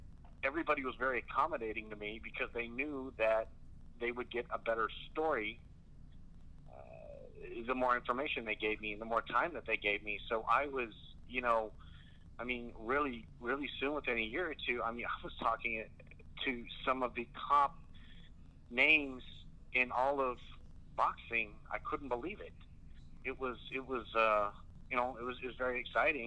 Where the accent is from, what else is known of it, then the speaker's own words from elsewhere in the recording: San Antonio, Texas, United States; also born or lived in Laredo; I'm from San Antonio, born and raised